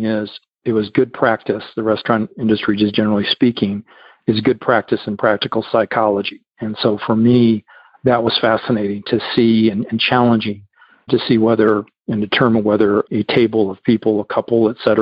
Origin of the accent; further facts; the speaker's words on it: Illinois, United States; moved away as an adult; also born or lived in Florida / Kansas; now in Texas, United States; growing up in Illinois